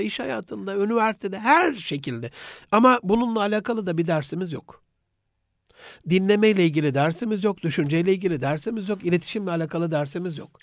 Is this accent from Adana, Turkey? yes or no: no; Gaziantep, Turkey